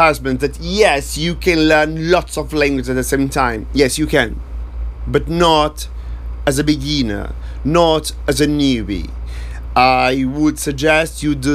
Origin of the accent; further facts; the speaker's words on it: Brazil; I'm from Brazil